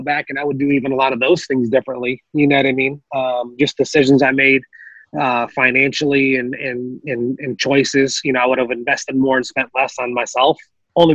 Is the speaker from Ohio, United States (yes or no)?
yes; Toledo, Ohio, United States; moved away as an adult; also born or lived in Youngstown, Ohio / St. Louis, Missouri; born and raised in Toledo in the 419